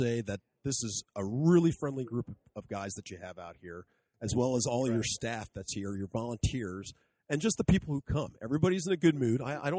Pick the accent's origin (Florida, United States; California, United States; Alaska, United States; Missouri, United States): Alaska, United States; I'm from Alaska.